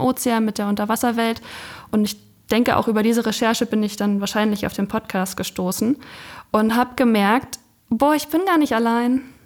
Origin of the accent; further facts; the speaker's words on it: Ueckermünde, Mecklenburg-Vorpommern, Germany; Also ich komme von der Küste.